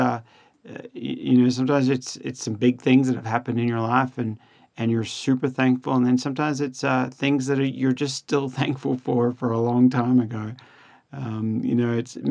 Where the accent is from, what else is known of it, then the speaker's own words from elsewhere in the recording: Australia; now in United States; being an Australian